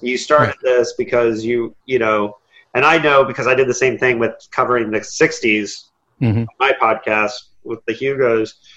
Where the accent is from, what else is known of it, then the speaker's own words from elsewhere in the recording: Indiana, United States; I'm from Indiana